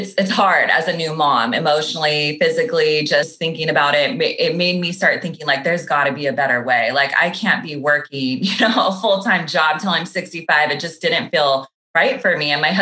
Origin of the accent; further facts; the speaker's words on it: Sacramento, California, United States; moved away as an adult; now in Los Angeles, United States; I grew up in Northern California in Sacramento